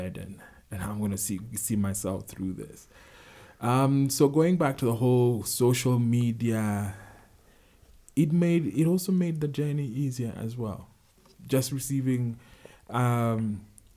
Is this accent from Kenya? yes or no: yes; Kenya; as a Kenyan man